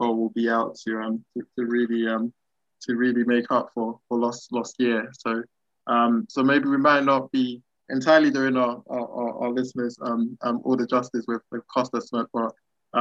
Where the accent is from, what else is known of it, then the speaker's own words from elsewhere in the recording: Ghana; I'm Ghanaian